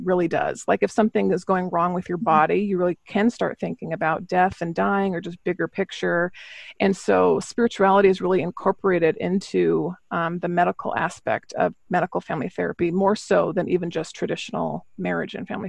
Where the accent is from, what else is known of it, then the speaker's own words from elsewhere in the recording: Missoula, Montana, United States; moved away as an adult; also born or lived in Seattle; I was raised in Missoula, Montana